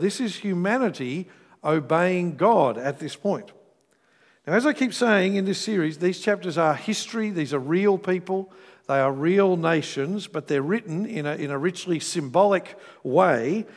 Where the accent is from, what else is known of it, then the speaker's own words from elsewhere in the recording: Australia; when I'm overseas, I'm more Australian than when I'm in Australia